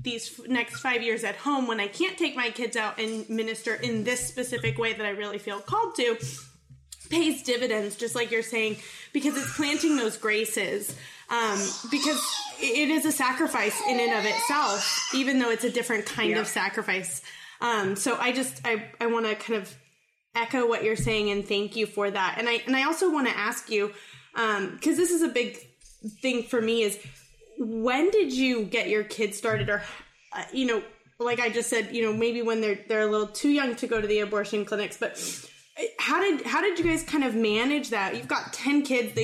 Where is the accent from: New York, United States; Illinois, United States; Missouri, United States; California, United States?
California, United States; I grew up in California